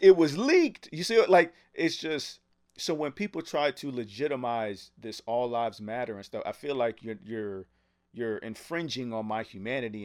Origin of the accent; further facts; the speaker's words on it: United States; I was from America